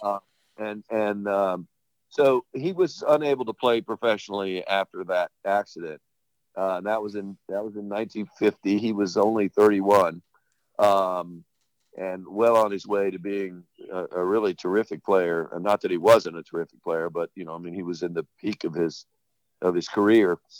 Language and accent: English; St. Petersburg, Florida, United States; moved away as an adult; also born or lived in Statesboro, Georgia / Hilton Head, South Carolina; growing up in St. Pete